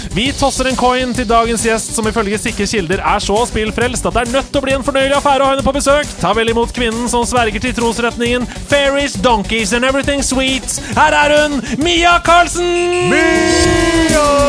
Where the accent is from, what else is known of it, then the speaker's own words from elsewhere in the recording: Oslo, Norway; jeg kommer jo fra Oslo